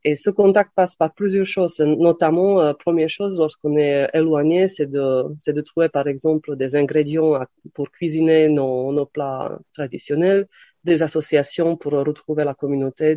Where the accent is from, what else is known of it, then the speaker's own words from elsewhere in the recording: Slovakia; French is a second language; moved away as an adult; also born or lived in Lille, France / New York, United States; now in Aix-en-Provence, France; je suis née en Slovaquie et à 18 ans, je suis partie en France pour faire mes études à Lille